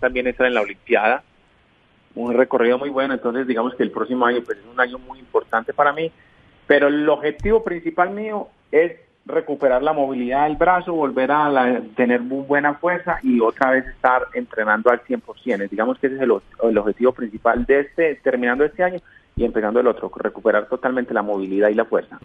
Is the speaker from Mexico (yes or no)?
no; Colombia; moved away; Yo como colombiano eh, vivo feliz de mi país